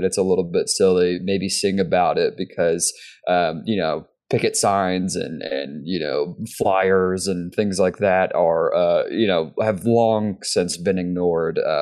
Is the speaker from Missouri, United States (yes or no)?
no; Texas, United States; we're from Texas